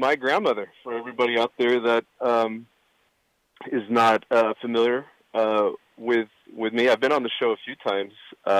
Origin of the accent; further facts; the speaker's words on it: United States; my brother and I were both born in the States.